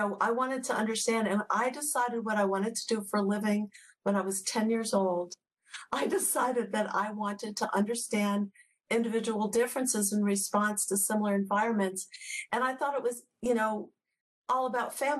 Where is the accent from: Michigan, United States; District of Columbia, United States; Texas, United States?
District of Columbia, United States; Washington; I was born in Washington, D.C., and we lived in and around D.C. growing up